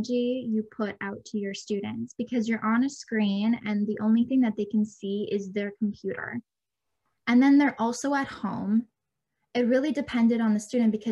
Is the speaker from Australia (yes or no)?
no; Canada; I was born and raised in Canada